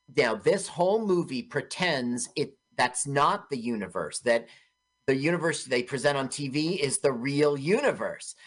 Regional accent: Los Angeles, California, United States; I grew up in Los Angeles

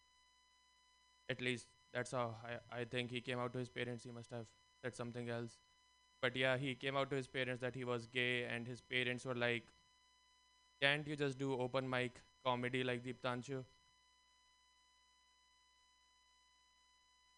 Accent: India; now in United States; I'm from India. If my voice and color didn't give that away. And growing up in India

